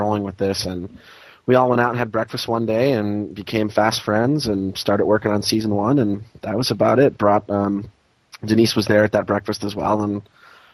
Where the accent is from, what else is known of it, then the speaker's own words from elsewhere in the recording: Jessup, Pennsylvania, United States; now in Los Angeles, United States; I'm from a little town in northeastern Pennsylvania called Jessup